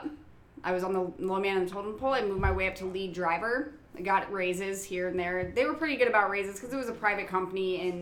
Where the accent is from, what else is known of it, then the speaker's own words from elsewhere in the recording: Colorado, United States; I'm from Colorado. It's a small town, and I went to high school